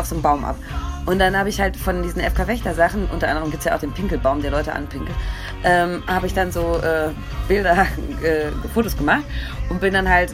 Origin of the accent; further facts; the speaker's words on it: Ruhr area, North Rhine-Westphalia, Germany; Ich komme aus dem Ruhrgebiet